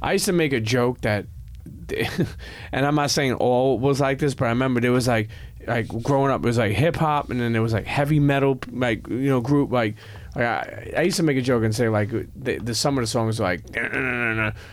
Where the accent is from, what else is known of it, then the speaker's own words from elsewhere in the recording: New York City, New York, United States; growing up in Brooklyn